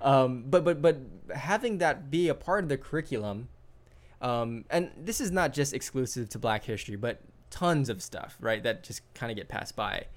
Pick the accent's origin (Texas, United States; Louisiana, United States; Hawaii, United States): Hawaii, United States; I grew up in Hawaii